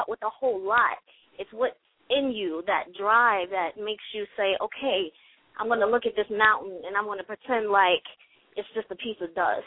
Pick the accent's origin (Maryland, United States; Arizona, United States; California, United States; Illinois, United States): Maryland, United States; Baltimore; I'm from Baltimore